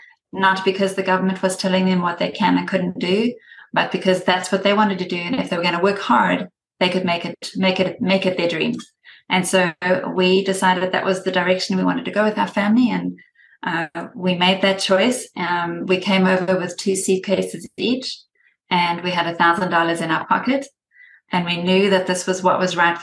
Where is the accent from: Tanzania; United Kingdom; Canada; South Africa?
South Africa; moved away as an adult; now in United States; born and raised in South Africa.